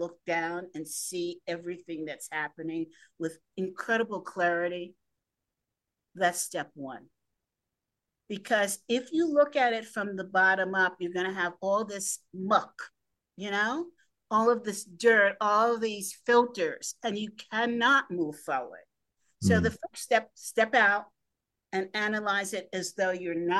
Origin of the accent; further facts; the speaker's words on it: New York City, New York, United States; I grew up in the Greenwich Village area